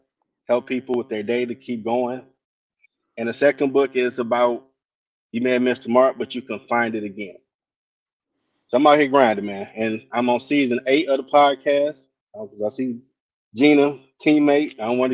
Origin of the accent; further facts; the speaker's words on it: Detroit, Michigan, United States; I'm from Detroit.